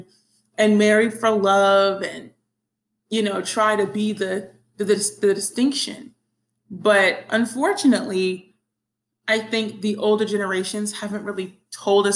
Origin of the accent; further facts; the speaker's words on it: the Bible Belt, United States; growing up in the Bible Belt